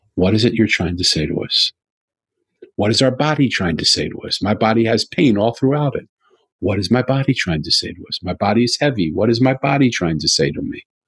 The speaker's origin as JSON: {"language": "English", "town": "Philadelphia", "region": "Pennsylvania", "country": "United States", "said": "I'm from Philadelphia"}